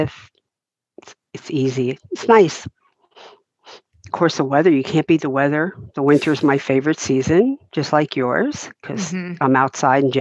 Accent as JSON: {"language": "English", "region": "New Jersey", "country": "United States", "tie": "born or raised there", "also_born_or_lived": "Florida", "moved": "as an adult", "lives_now": "Deltona, Florida, United States", "said": "when I lived in New Jersey, I was in my same childhood home for 18 years"}